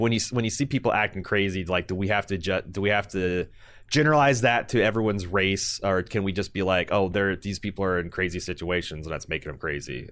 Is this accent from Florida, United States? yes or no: no; Indiana, United States; growing up in Indiana, uh, we were a state that banned fireworks